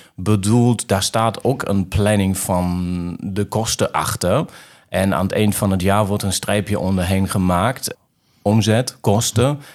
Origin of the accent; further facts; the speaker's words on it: Remscheid, North Rhine-Westphalia, Germany; Dutch is a second language; Ik ben geboren in Remscheid